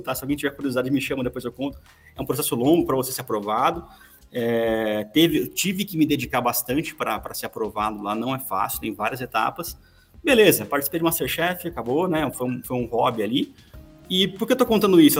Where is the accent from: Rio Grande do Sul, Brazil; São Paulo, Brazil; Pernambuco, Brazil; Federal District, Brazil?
São Paulo, Brazil; Campinas; então sou de Campinas